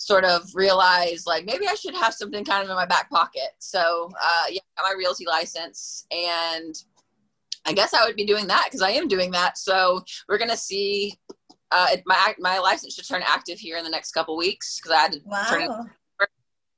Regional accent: Durham, North Carolina, United States; I'm from North Carolina, Durham, North Carolina.

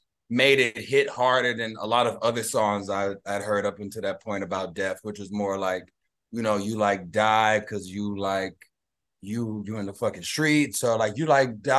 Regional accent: Houston, Texas, United States; moved away as an adult; also born or lived in Los Angeles; I'm from Houston, which is the home of screwed and chop music

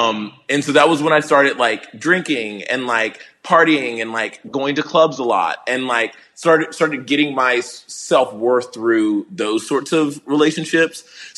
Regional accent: the South, United States; But I think that like growing up in the South, I was used to fat, boring energy.

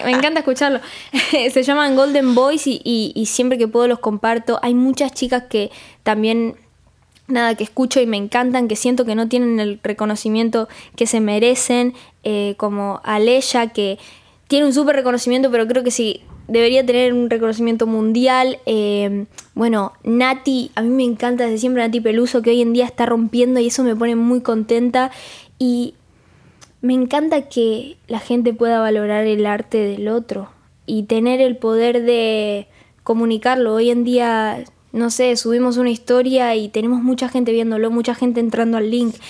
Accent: Rosario, Santa Fe, Argentina; Yo soy de Rosario, de Argentina

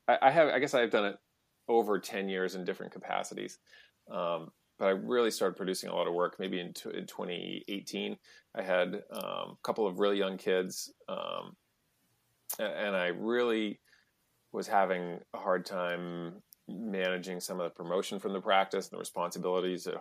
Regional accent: New Hampshire, United States; also born or lived in outside Boston; now in Melrose, Massachusetts, United States; I grew up in New Hampshire

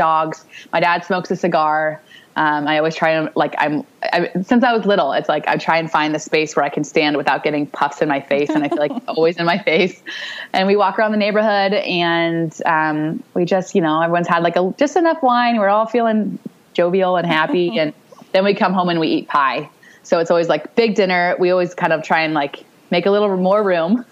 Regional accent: California, United States; I'm from California

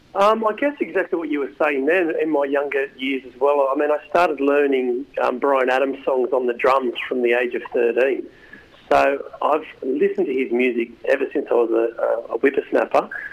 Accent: Australia; we're just Aussie, Aussie, Aussie musicians

